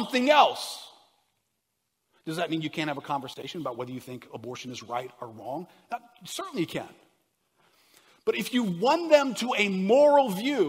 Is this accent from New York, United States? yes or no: no; New Orleans, Louisiana, United States; I grew up in New Orleans, I grew up Catholic